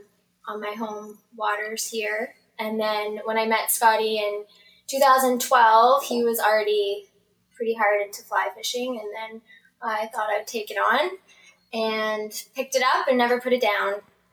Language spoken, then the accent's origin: English; outside of LaHave, Nova Scotia, Canada; I grew up just outside of Lehigh